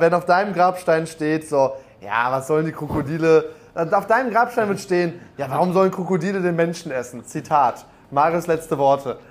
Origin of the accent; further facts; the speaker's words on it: North Rhine-Westphalia, Germany; wir kommen ja beide aus NRW